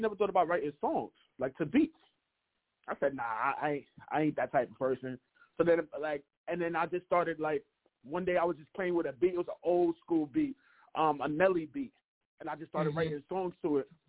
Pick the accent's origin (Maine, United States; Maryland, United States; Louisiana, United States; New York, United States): New York, United States; New York City; also born or lived in Harlem, New York; Harlem, New York, but I'm originally from Canarsie